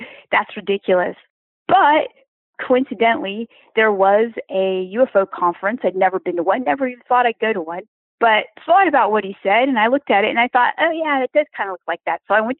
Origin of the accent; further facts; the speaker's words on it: Silicon Valley, California, United States; now in Wilmington, United States; I grew up actually around Silicon Valley